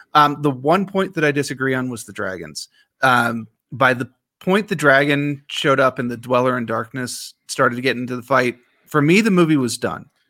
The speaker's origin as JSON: {"language": "English", "town": "Washington", "region": "District of Columbia", "country": "United States", "tie": "born or raised there", "said": "I grew up in Washington, D C"}